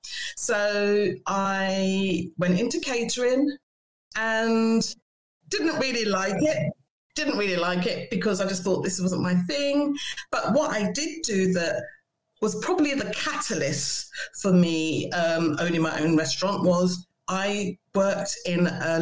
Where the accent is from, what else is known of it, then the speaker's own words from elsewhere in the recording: Boston, East Midlands, United Kingdom; as you can hear, I'm from Boston.